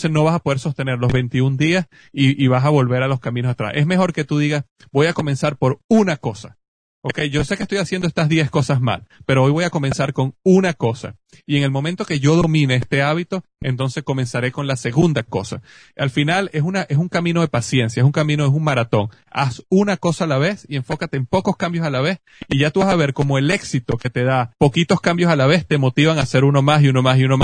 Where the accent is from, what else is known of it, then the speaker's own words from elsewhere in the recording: Venezuela; yo estaba en Venezuela, en mi país, me, me llevaron a una, a visitar una tía mía que vive en la playa